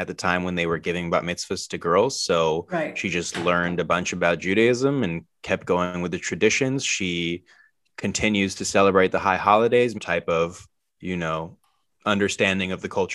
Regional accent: New York, United States; I was born in New York

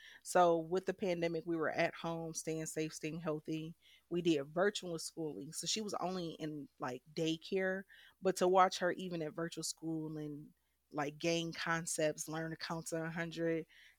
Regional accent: Detroit, Michigan, United States; I was born in Michigan, and I was raised in Detroit, Michigan. I grew up on the west side, southwest Detroit, and then I went to school up north at Ferris State.

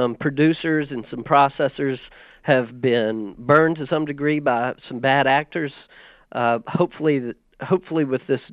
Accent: Southside Virginia, United States; I grew up in Southside Virginia in tobacco country on a cattle operation

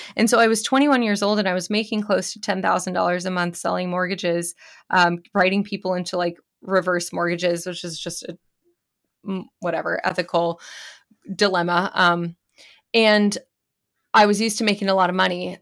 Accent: California, United States; I grew up in California

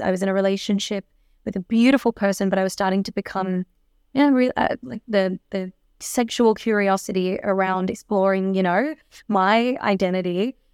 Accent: Melbourne, Victoria, Australia; I was born and raised in Melbourne

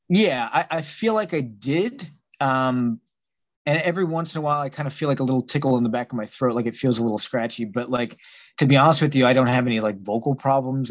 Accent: San Antonio, Texas, United States; moved away as an adult; now in Pittsburgh, United States; I was originally from San Antonio, Texas.

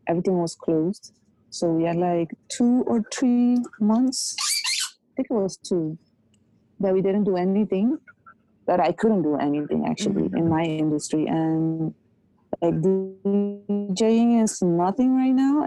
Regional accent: Curaçao; first language Papiamento, English, Dutch and Spanish; multi-language. It was Papiamento and... English and Dutch and Spanish all at the same time

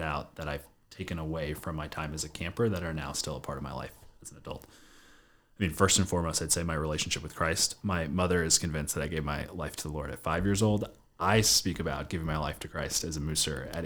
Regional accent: Baltimore, Maryland, United States; We grew up in downtown Baltimore

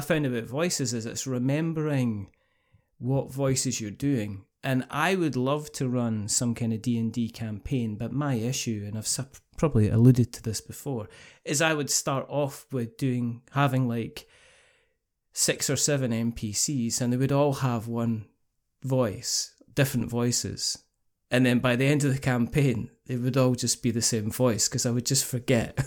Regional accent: Scotland, United Kingdom; I'm Scottish

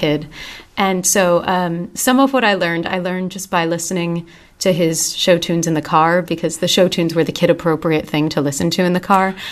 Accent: Voorhees, New Jersey, United States; I grew up in Voorhees

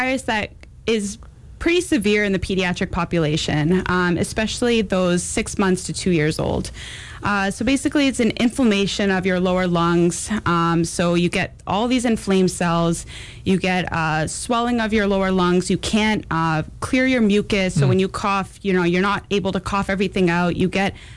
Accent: Canada; also born or lived in New York City, United States; now in Champaign-Urbana, United States; born and raised in Canada, and I just moved from New York City

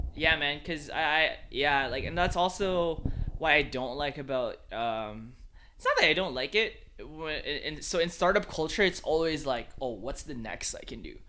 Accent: Philippines; moved away; I grew up in the Philippines

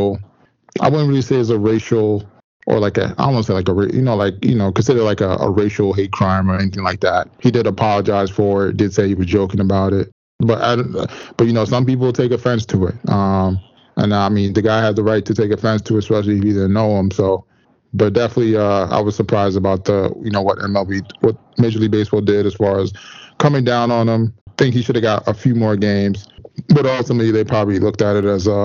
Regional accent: New York, United States; As a New Yorker

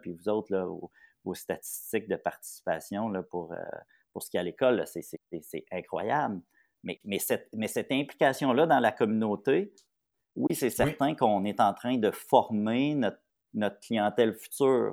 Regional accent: Papineauville, Quebec, Canada; je viens de Papineauville

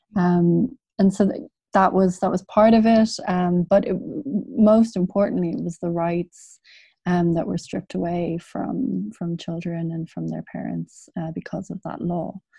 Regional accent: Dublin, Leinster, Ireland; I grew up in Dublin

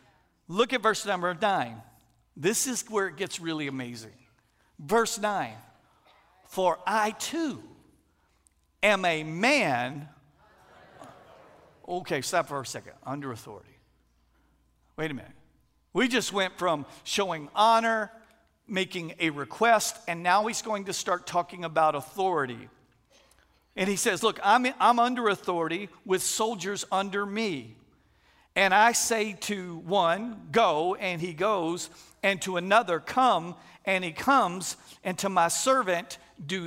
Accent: Texas, United States; moved away as an adult; also born or lived in St. Landry Parish, Louisiana; now in Louisiana, United States; we're originally from Texas, but we moved here 23 years ago

